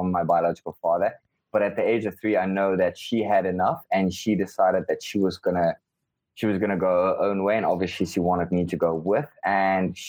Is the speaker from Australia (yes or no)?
no; Cape Town, Western Cape, South Africa; first language Afrikaans; English is a second language; also born or lived in Robben Island / London; born in Cape Town, South Africa.